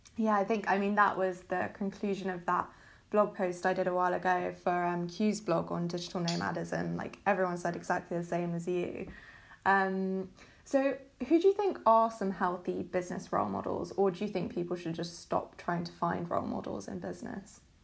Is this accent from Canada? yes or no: no; United Kingdom; I'm British